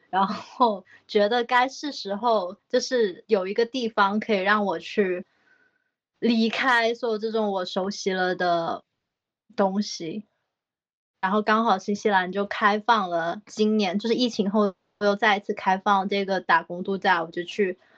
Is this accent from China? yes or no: yes; China; moved away as an adult; now in New Zealand; jasmine rice 就是我们中国人最爱吃的泰国香米